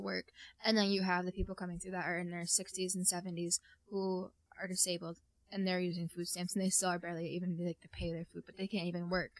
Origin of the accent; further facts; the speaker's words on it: North Country, New York, United States; we're from the North Country